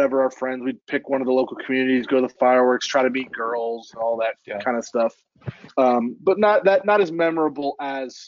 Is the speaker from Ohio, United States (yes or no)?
yes; Cleveland, Ohio, United States; we grew up about 20-25 minutes outside Cleveland, in a small suburb. So we still, like people ask, we say we're from Cleveland